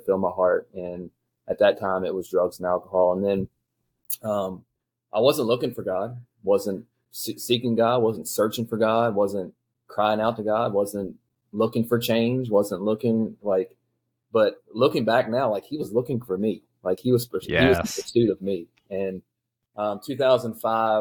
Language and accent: English; Shenandoah Valley, Virginia, United States; I grew up here in the Shenandoah Valley, went to Spotswood High School, grew up in a loving family